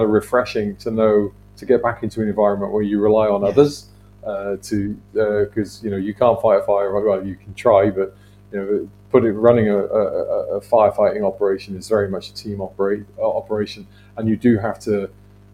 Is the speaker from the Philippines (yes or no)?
no; the Welsh valleys, Wales, United Kingdom; I grew up in the Welsh valleys.